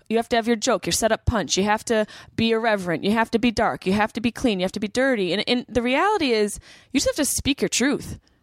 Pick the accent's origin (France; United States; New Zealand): United States; Syracuse, New York; moved away as an adult; also born or lived in Boston; I grew up in Syracuse